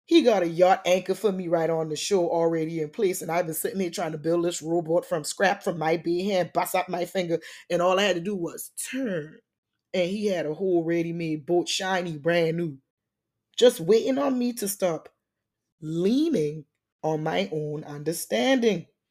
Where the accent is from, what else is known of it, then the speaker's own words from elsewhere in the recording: Charleston, South Carolina, United States; now in Atlanta, United States; my hometown, Charleston, South Carolina